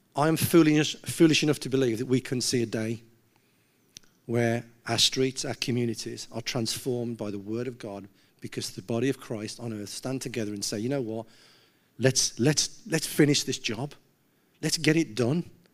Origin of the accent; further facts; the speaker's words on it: Gornal, West Midlands, United Kingdom; I'm from Gaunal